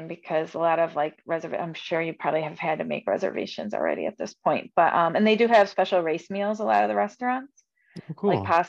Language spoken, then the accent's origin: English; Buffalo, New York, United States; And I'm from Buffalo